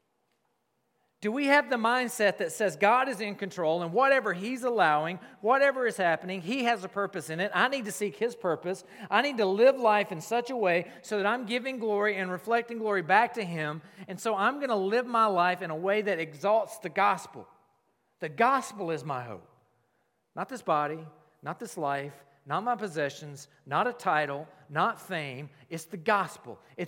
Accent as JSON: {"language": "English", "region": "South Carolina", "country": "United States", "tie": "born or raised there", "said": "I grew up in South Carolina"}